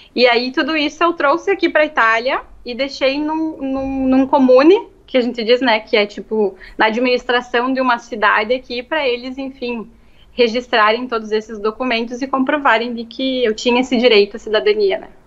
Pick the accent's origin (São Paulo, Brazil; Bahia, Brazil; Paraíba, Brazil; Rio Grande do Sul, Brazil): Rio Grande do Sul, Brazil; Marau; moved away as an adult; also born or lived in Passo Fundo, Brazil; now in Italy; Eu estudei quando eu era pequena no Cristo Rei, aí depois fechou, né? Aí depois eu terminei a escola no IESTA